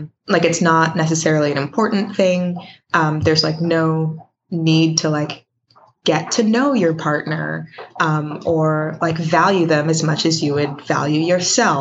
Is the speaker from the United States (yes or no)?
yes; Richmond, Virginia, United States; I'm from Richmond, Virginia.